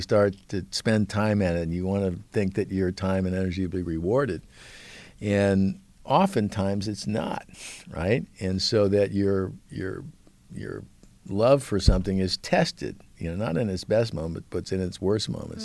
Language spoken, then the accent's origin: English; Beverly Hills, California, United States; I grew up in Beverly Hills